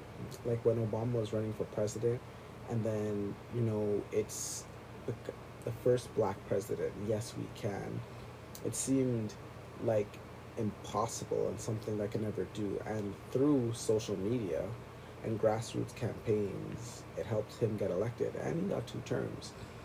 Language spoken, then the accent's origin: English; Toronto, Ontario, Canada; I'm from Canada or Toronto, and people were saying … is better than …